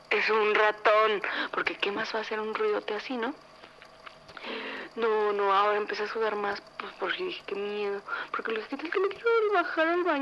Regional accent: San Luis Potosí, Mexico; tengo 21 años y soy de San Luis Potosí, México.

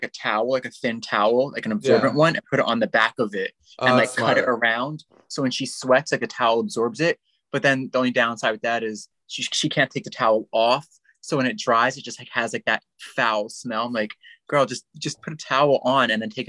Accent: New Jersey, United States; a lot of people think I'm from New York. I'm actually from New Jersey.

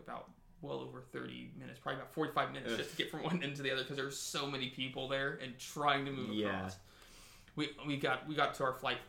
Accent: Springville, California, United States; we're from Springville.

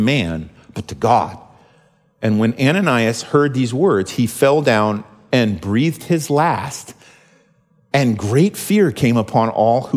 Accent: United States; as American Christians

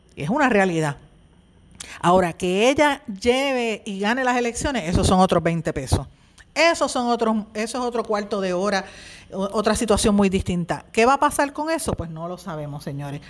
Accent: Puerto Rico; tenemos los puertorriqueños como ciudadanos americanos

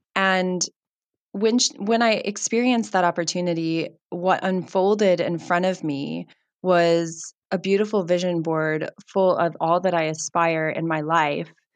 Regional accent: United States; now in Cape Town, South Africa; I hail from America

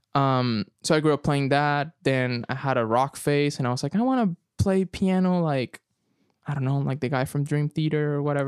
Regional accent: San Joaquín, Carabobo, Venezuela; English is a second language; also born or lived in Caracas; now in Oklahoma, United States; I was born in Caracas, but I spent the majority of my childhood in a small town called San Joaquin mm-hmm. in the state of Carabobo

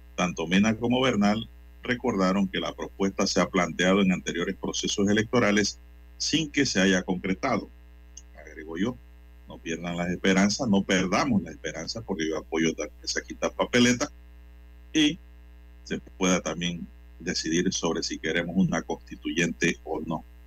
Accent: Panama; Nosotros como panameños

